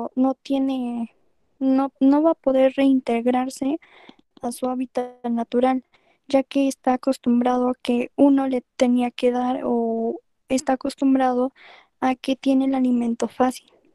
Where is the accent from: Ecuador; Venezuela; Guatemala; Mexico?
Mexico; como mexicanos